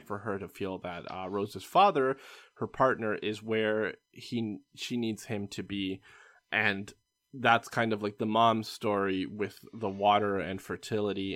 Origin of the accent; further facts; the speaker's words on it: Canada; as a Canadian